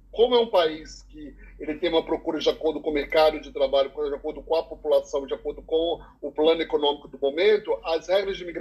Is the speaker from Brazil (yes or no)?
no; Canada; born there; eu nasci no Canadá, minha irmã nasceu nos Estados Unidos.